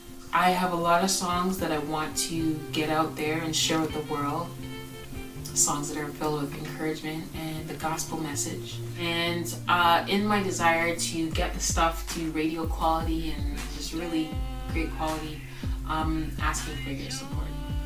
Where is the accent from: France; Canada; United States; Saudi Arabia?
Canada; Toronto, Ontario; I am a artist from Toronto.